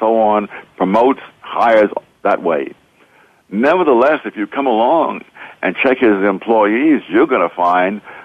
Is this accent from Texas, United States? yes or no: no; New York City, New York, United States; I grew up in Harlem